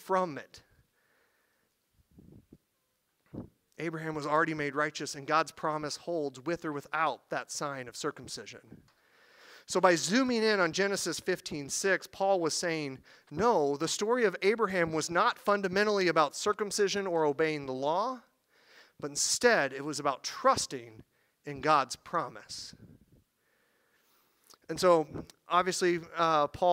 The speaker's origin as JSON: {"language": "English", "region": "Missouri", "country": "United States", "said": "I'm from Missouri. I use the word reckon"}